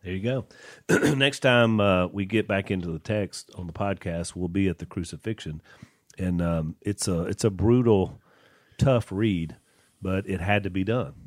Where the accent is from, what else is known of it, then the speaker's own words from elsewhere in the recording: Junction City, Louisiana, United States; when we were growing up in Junction City